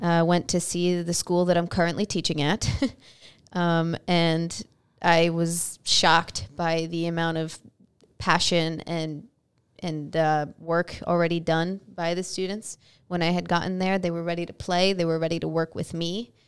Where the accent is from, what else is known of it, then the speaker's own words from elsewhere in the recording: Nyack, New York, United States; moved away as an adult; now in Texas, United States; I'm from, uh, Nyack, New York, which is about forty minutes north of New York City